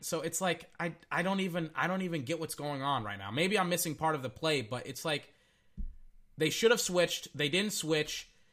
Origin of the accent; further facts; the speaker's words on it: Texas, United States; I'm from Texas